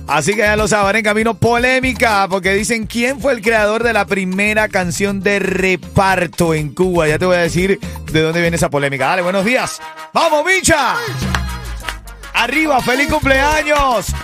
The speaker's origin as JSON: {"language": "Spanish", "country": "Venezuela", "moved": "yes", "said": "en mi país, en Venezuela"}